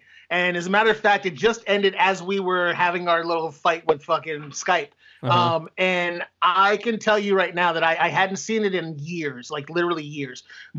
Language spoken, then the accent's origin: English; Philadelphia, Pennsylvania, United States; also born or lived in Queens, New York / Indiana; now in Dover, United States; I was born in Jamaica, Queens, New York. Oh, I'm sorry. Raised in Philadelphia. Ended up in Indiana, and now I'm in fucking white-ass Dover, Delaware.